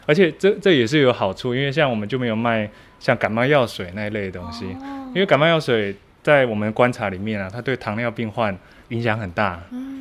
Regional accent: Taitung, Taitung County, Taiwan; now in Hualien, Taiwan; 其实我是台东人欸，虽然东部小孩

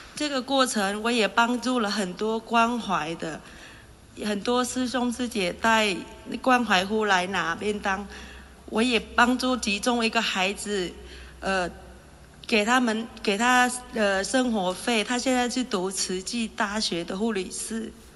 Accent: Vietnam; moved away as an adult; also born or lived in Zhonghe, Taiwan; now in Taiwan; 我来自越南，我嫁来台湾二十三年了。我本身是卖素食的，我投入这个行业有二十年

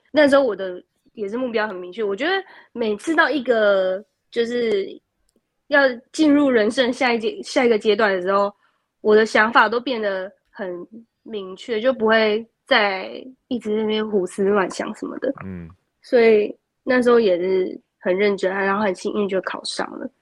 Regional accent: Kaohsiung, Taiwan; moved away as an adult; 我是一个高雄人

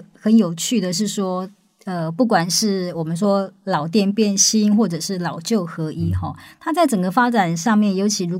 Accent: Kinmen County, Taiwan; 早期其实就有大批的那个我们金门人到那个厦门南洋去从商啊，去冒险啊。

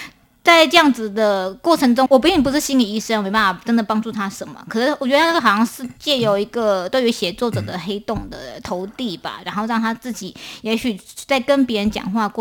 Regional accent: Taipei, Taiwan; now in Hualien, Taiwan; 呃，因为我是从台北搬到花莲的，那花莲其实。它是一个东方的小城，这样子，尤其是在那边念书

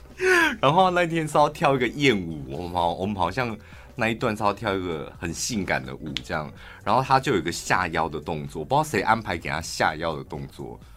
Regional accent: Yuanli, Miaoli County, Taiwan; 我们院里人非常讨厌一件事，就是把我们院里人讲成苗栗人

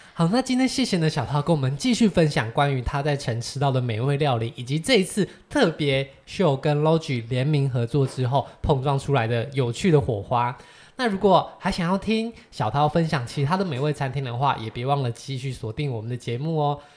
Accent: Taiwan; 我们是台湾人

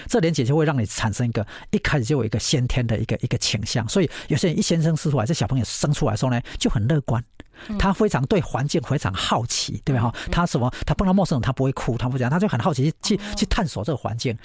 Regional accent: Taiwan; 我不是美国籍的人，我是台湾人

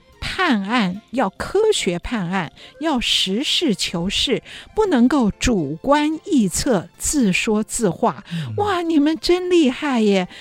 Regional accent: Taiwan; 像我这样在台湾出生的人

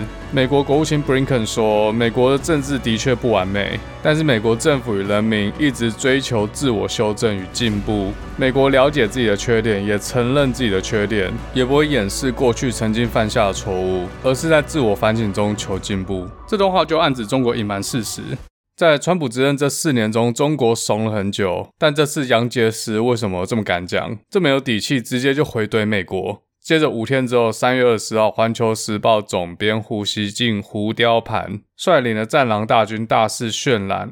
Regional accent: Taiwan; 我们台湾这边通常叫做南北战争

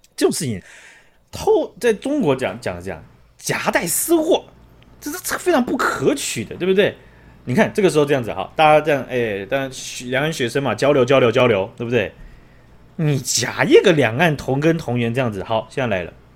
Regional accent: Taiwan; 那我们台湾的有一位

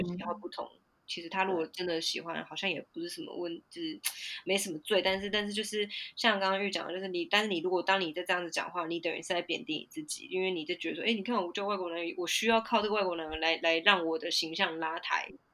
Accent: Taiwan; moved away as an adult; now in United Kingdom; 我是台湾人

